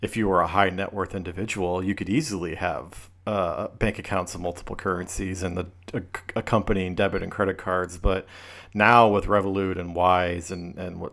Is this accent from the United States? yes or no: yes; United States